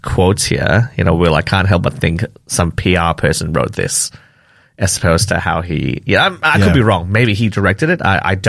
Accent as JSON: {"language": "English", "country": "Malaysia", "tie": "born or raised there", "moved": "yes", "said": "I grew up in Malaysia"}